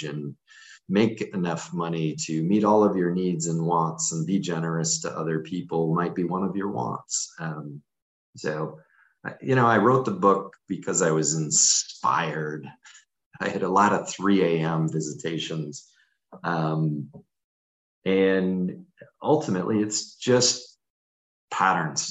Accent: Syracuse, New York, United States; moved away; I grew up in Syracuse, New York, which is known for being one of the cloudiest places on the planet

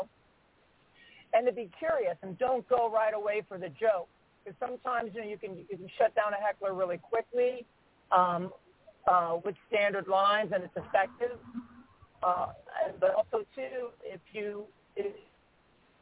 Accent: Cleveland, Ohio, United States; also born or lived in Memphis, Tennessee; I was born and raised in Cleveland, Ohio, I spent sixth and part of seventh grade in Memphis, Tennessee

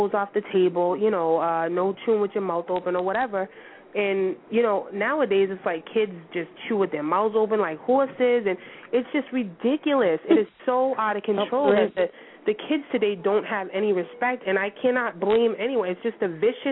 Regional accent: Boston, Massachusetts, United States; accent: Bostonian; I have that Bostonian accent

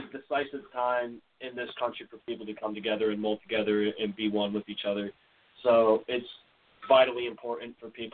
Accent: Friendship, New York, United States; I'm from Friendship, New York

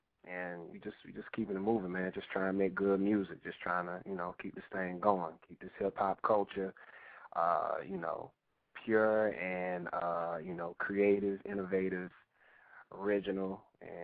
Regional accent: North Carolina, United States; I'm from North Carolina, man.

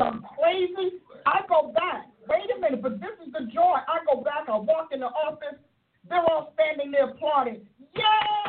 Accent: Newark, New Jersey, United States; I was raised in Newark, New Jersey.

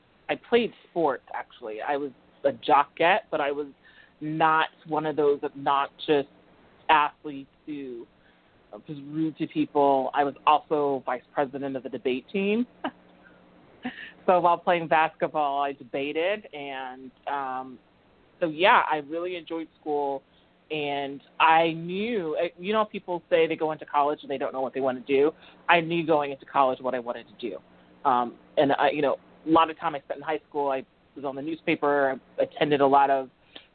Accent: Georgia, United States; moved away as an adult; also born or lived in Chicago North Shore suburbs, Illinois; now in Boston, United States; my family, we made our way to the South in Georgia. I went to high school and college there.

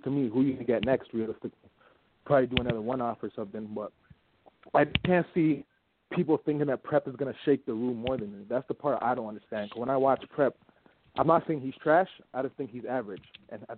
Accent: Toronto, Ontario, Canada; I'm from Toronto

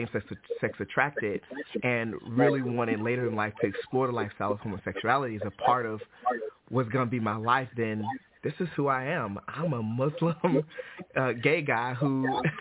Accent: Detroit, Michigan, United States; moved away; also born or lived in Alabama; I'm originally from Detroit, Michigan. I grew up in Detroit, Michigan as a non-Christian and moved to Alabama

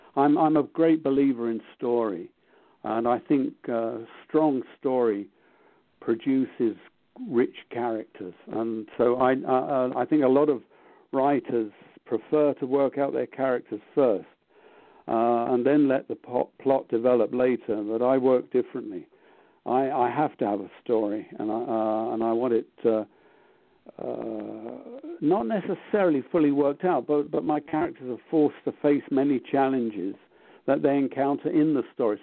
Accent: London, United Kingdom; I grew up in London

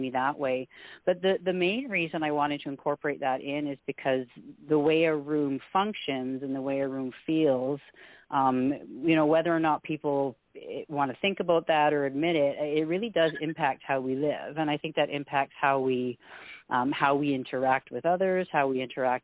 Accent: Canada; also born or lived in Alberta; We're a Scottish family. I'm first generation Canadian

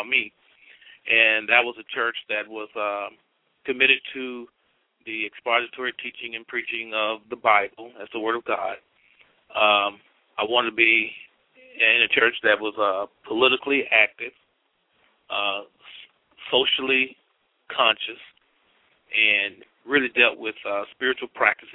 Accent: Pine Bluff, Arkansas, United States; I was raised here in Pine Bluff, Arkansas.

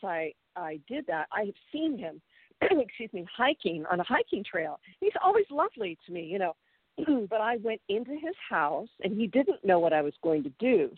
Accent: Pennsylvania, United States; moved away; I'm from Pennsylvania, and they, you know, it's a small town where I'm from

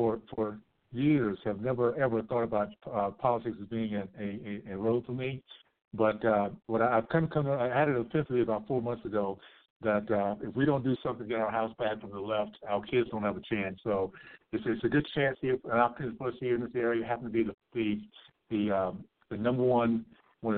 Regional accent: Tallahassee, Florida, United States; now in Utah, United States; I grew up in the Deep South, Tallahassee, Florida.

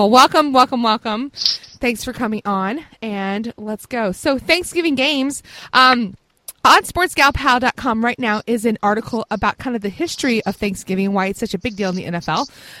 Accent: the South, United States; and I'm from the South, so they are best with just butter and a little bit of maple syrup and cinnamon, and that's it.

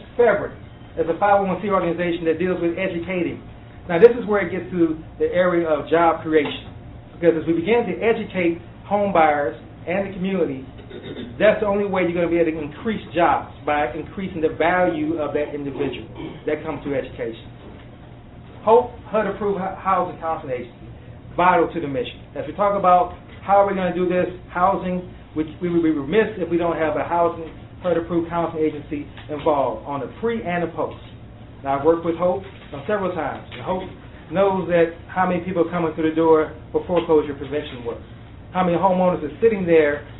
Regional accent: Takoma Park, Maryland, United States; I'm from the Tacoma Park community

